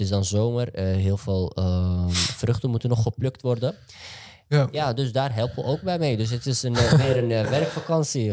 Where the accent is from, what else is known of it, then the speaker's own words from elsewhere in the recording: Amsterdam, North Holland, Netherlands; En ik ben gewoon een gozer die in Amsterdam-West is opgegroeid.